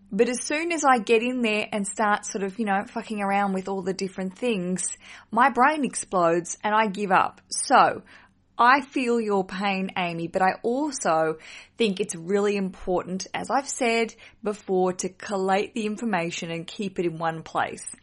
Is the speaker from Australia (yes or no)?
yes; Australia; accent: Australian; my accent is from Australia